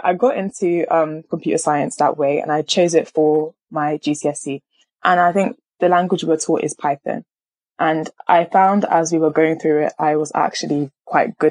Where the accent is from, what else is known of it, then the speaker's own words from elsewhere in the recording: Nigeria; I'm a Nigerian